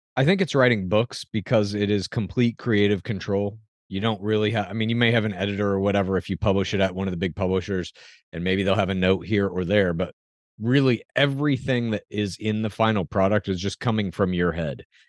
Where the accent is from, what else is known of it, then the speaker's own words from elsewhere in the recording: Dallas, Texas, United States; now in California, United States; I grew up in Dallas